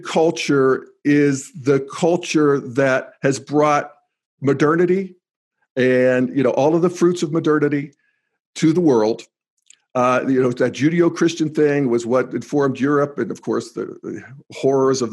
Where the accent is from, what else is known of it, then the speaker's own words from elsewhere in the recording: United States; moved away as an adult; also born or lived in Youngstown, Ohio / Pittsburgh, Pennsylvania / Denver, Colorado; When I grew up in Youngstown in Pittsburgh